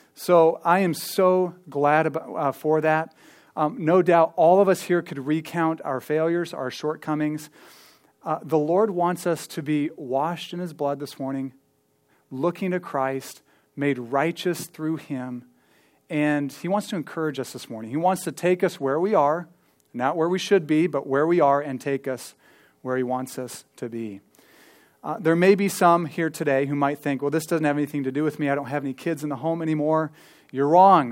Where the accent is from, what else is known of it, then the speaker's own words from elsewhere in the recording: Ankeny, Iowa, United States; I grew up here in Ankeny. I mean, I lived here since I was eight or, or seven, I think